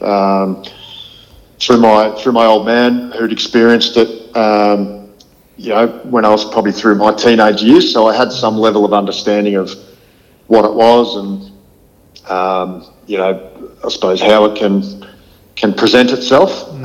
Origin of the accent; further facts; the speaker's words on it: Horsham, Victoria, Australia; also born or lived in Ballarat; I've got amazingly fond memories of, of growing up in Horsham